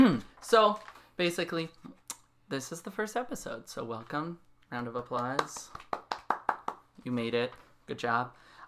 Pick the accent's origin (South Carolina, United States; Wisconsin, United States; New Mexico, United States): New Mexico, United States; moved away; I'm from New Mexico.